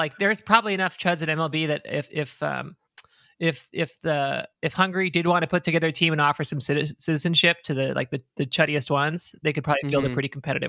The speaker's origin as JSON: {"language": "English", "country": "United States", "said": "I'm an American."}